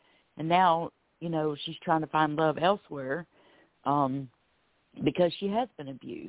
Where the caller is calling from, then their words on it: Florida, United States; I'm calling from Florida.